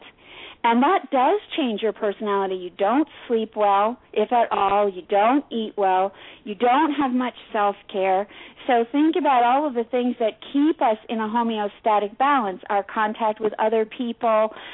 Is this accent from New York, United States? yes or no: yes; New York City, New York, United States; Which is my hometown